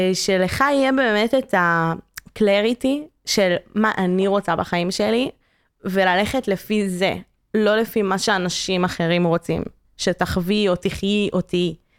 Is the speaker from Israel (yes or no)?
no; Canada; moved away; אני קנדית